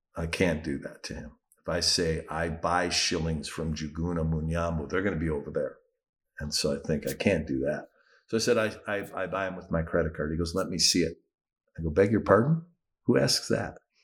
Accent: United States; moved away; as an American

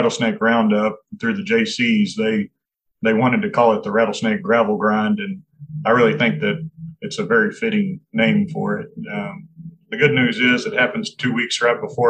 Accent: Sweetwater, Texas, United States; I was born here in Sweetwater

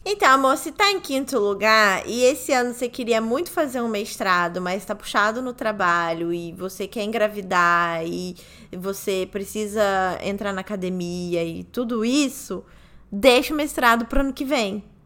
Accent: Brazil; Sou brasileira

